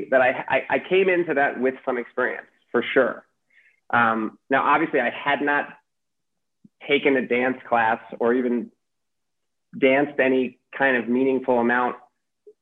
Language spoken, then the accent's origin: English; New York City, New York, United States; my childhood growing up in New York City